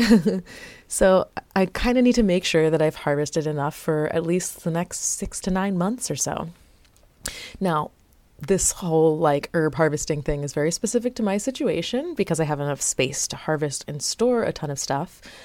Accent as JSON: {"language": "English", "region": "South Florida", "country": "United States", "tie": "born or raised there", "moved": "yes", "said": "I was born in South Florida."}